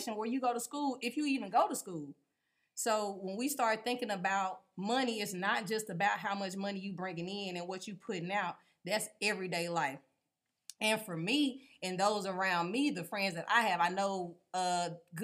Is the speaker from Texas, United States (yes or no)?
yes; Texarkana, Texas, United States; also born or lived in Longview, Texas; I am from Texas, Longview born, Texarkana raised